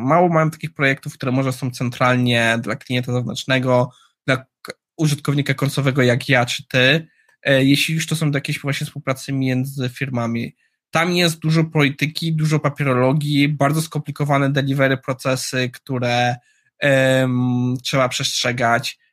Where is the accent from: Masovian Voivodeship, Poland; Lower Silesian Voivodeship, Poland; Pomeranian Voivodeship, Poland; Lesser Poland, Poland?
Lower Silesian Voivodeship, Poland; Jugów; moved away; Ja jestem z Jugowa, z Kotliny Kłodzkiej.